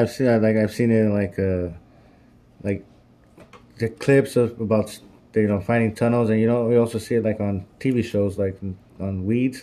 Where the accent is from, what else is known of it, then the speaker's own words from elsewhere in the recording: California, United States; I'm from California